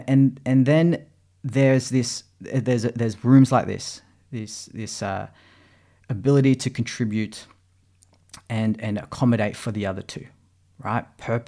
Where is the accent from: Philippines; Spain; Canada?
Philippines; moved away; because I didn't have it and I'd come from the Philippines. And this was due to that cultural heritage as a Filipino, my parents who grew up in that third world country.